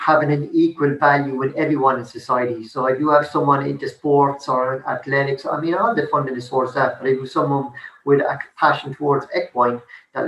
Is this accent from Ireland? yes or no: yes; Limerick, Munster, Ireland; I grew up in South Hill, which is really a disadvantaged area.